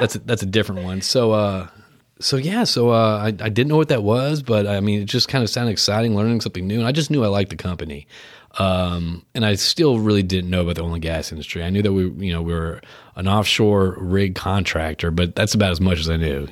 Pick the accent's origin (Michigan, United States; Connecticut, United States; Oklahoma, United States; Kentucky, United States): Connecticut, United States; Westport; also born or lived in Houston, Texas; I was born in Houston, I grew up in Connecticut. I moved there when I was eight years old.